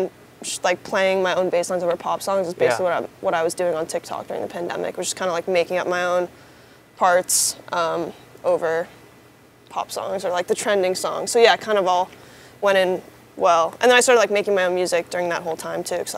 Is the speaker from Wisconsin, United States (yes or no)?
no; New York City, New York, United States; always playing in bands growing up in New York City